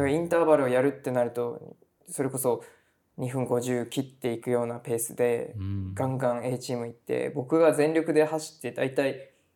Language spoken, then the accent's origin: Japanese; Tamana, Kumamoto, Japan; born or raised there